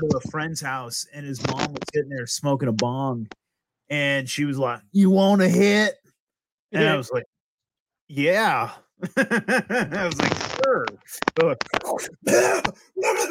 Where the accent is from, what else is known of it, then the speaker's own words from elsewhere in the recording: Eureka, California, United States; moved away; Eureka is where I grew up, which is like the city